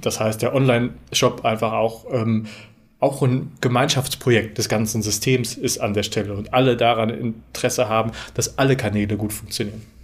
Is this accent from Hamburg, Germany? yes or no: no; Werne, North Rhine-Westphalia, Germany; moved away as an adult; now in Münster, Germany; Wir kommen beide äh, gebürtig aus Werne